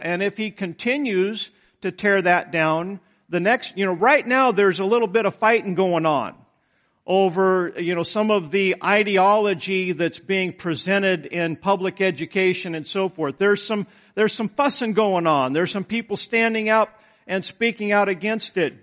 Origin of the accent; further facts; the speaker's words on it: United States; I'm an American